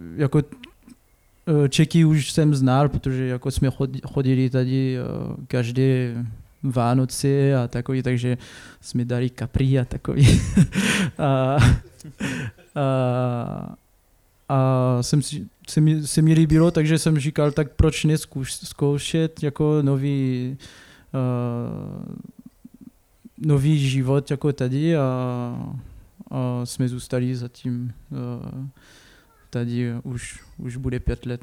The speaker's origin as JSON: {"language": "Czech", "town": "Clermont-Ferrand", "region": "Auvergne-Rhône-Alpes", "country": "France", "also_born_or_lived": "Lyon / Paris", "second_language": "Czech", "moved": "as an adult", "lives_now": "Šternberk, Czech Republic", "said": "pocházím z Francii, uh, to je, pocházím z město, z město, který se jmenuje Clermont-Ferrand"}